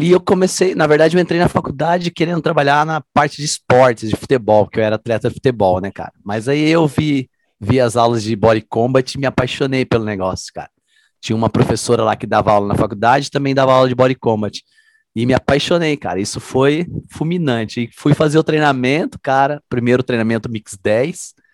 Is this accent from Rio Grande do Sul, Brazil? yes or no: no; Londrina, Paraná, Brazil; sou natural de Londrina, no Paraná.